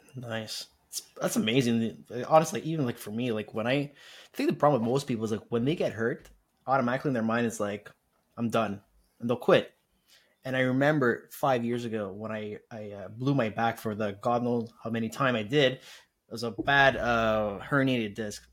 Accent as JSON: {"language": "English", "town": "Montreal", "region": "Quebec", "country": "Canada", "said": "I'm from Montreal"}